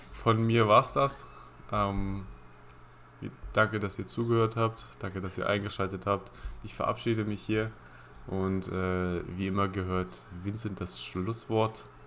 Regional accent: Halberstadt, Saxony-Anhalt, Germany; wir kommen ja beide aus Halberstadt

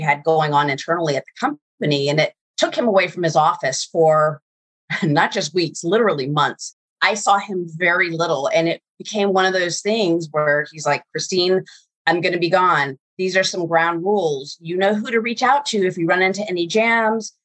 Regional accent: Virginia, United States; I grew up in Virginia

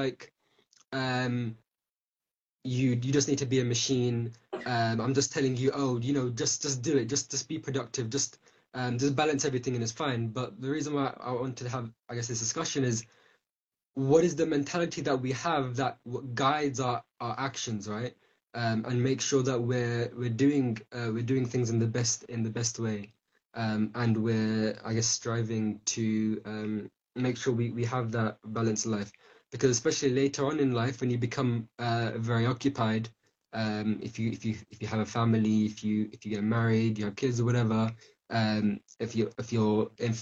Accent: United Kingdom; we're from Britain, the UK

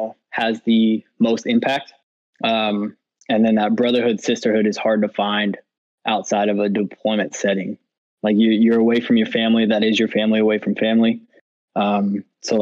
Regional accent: 45 minutes north of Sacramento, Northern California, United States; moved away as an adult; originally I'm from California. Grew up in 45 minutes north of Sacramento, so Northern California.

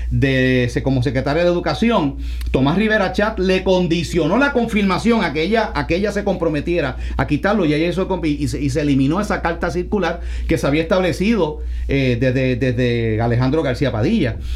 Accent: Ponce, Puerto Rico; now in Santa Isabel, Puerto Rico; Aunque yo vivo en Santa Isabel, pero los, que somos de Ponce, seguimos siendo de Ponce, no importa dónde vivamos, ¿verdad?

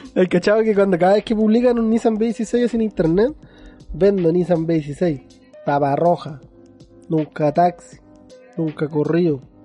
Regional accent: Chile; el chileno

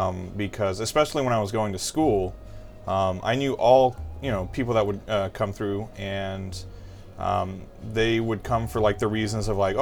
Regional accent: Louisiana, United States; moved away; like, I grew up in Louisiana, and I couldn't wait to get the hell out of there.

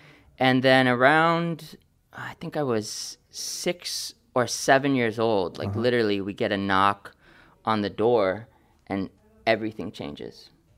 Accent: California, United States; also born or lived in Oakland, California / Ohio; I feel like I was raised all over California. I was born in Oakland in 82.

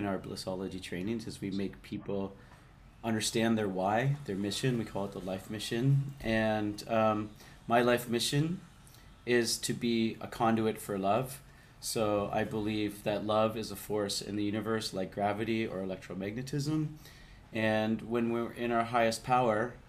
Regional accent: Canada; moved away as an adult; also born or lived in Vancouver; now in Bali, Indonesia; I grew up in Canada. I grew up around a lot of lakes and trees.

